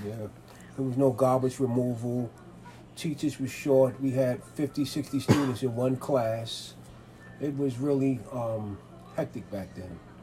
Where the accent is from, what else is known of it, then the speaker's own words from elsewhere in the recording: New York City, New York, United States; I was born in Manhattan, raised in Manhattan and the Bronx.